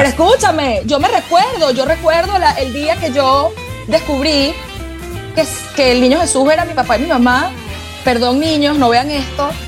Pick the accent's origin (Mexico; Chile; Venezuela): Venezuela; moved away; como venezolano